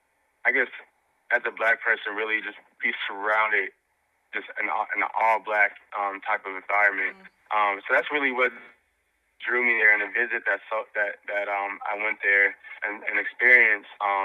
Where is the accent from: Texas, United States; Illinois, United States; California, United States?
Texas, United States; Dallas; I grew up in South Dallas, fairly low-income neighborhood